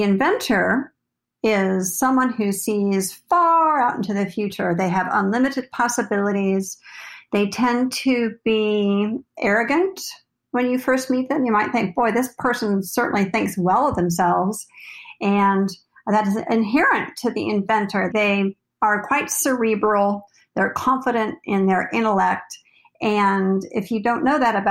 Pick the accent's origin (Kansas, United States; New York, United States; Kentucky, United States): Kansas, United States; also born or lived in Texas / Arizona; now in Southern California, United States; I'm originally from Kansas, and I've come to Southern California by way of Texas and Arizona